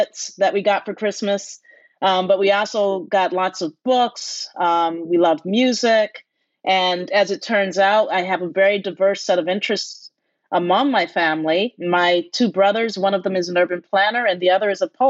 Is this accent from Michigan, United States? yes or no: yes; Detroit, Michigan, United States; growing up in Detroit.